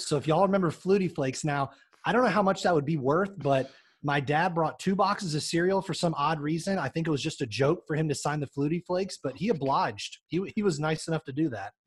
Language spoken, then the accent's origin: English; South Florida, United States; I grew up in South Florida